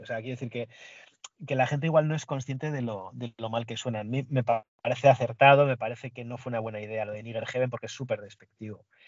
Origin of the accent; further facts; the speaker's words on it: Basque Country, Spain; Yo soy del País Vasco